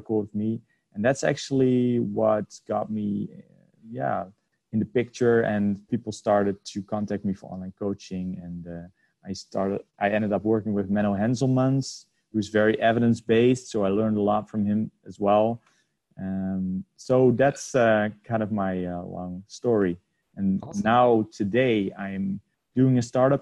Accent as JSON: {"language": "English", "town": "Amsterdam", "region": "North Holland", "country": "Netherlands", "said": "I'm from the Netherlands, Amsterdam"}